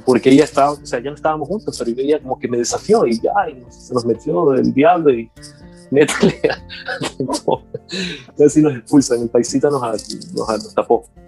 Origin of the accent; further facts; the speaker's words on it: Portoviejo, Manabí, Ecuador; moved away as an adult; also born or lived in Manta, Ecuador; now in United States; nací en Manta, de ahí mis padres, solo de nacimiento, mis padres nacimos con mis hermanos en Puerto Viejo, tengo una hermana y un hermano en Puerto Viejo, Manaví, Ecuador